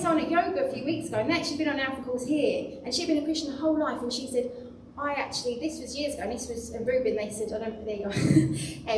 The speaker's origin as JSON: {"language": "English", "town": "Chislehurst", "region": "London", "country": "United Kingdom", "moved": "yes", "said": "I wasn't from around here, I was actually from Chislehurst"}